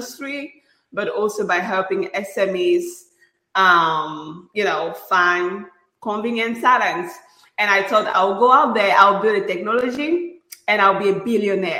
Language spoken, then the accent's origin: English; Cameroon; moved away as an adult; now in United States; I'm originally from Cameroon, out of Central Africa.